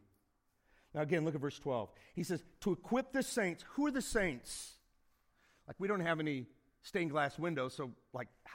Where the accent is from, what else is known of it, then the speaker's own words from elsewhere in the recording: Indiana, United States; now in Phoenix, United States; I grew up in Indiana